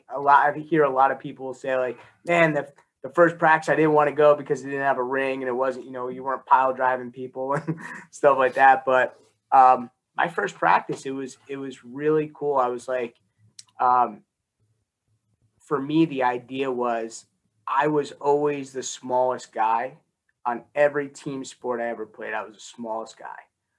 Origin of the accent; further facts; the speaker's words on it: Newark, New Jersey, United States; born there; Yeah, so I was born in Newark, and both my parents grew up in Newark, went to Barringer High School.